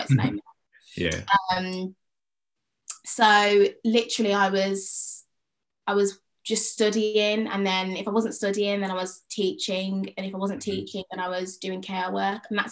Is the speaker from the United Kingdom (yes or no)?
yes; Birmingham, West Midlands, United Kingdom; moved away as an adult; Do I move home in the summer and look for work in Birmingham or in and around Birmingham